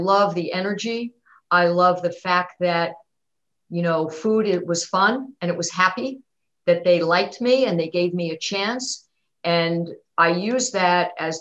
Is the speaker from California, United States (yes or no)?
no; New York City, New York, United States; I grew up in Queens, New York.